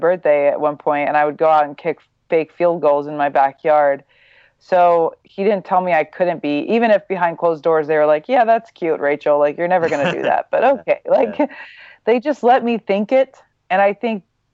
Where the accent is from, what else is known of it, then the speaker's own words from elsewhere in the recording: Midwest, United States; I grew up in the Midwest, very normal